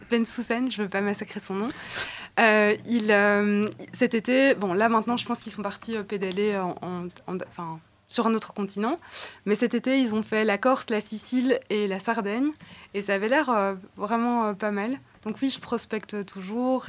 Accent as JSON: {"language": "French", "town": "Brussels", "region": "Brussels-Capital Region", "country": "Belgium", "tie": "born or raised there", "said": "je suis née à Bruxelles"}